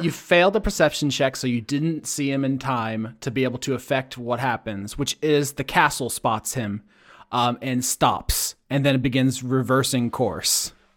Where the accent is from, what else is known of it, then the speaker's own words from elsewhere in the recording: Florida, United States; growing up in Florida